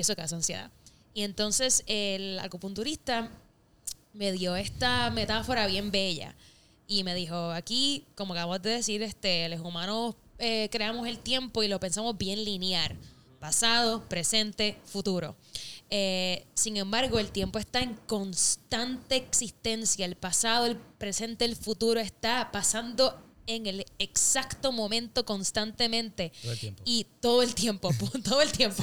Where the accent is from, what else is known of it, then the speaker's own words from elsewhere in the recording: Puerto Rico; moved away as an adult; now in Los Angeles, United States; Soy, soy parte de la, de la diáspora borinqueña, eh, deseando siempre estar en la isla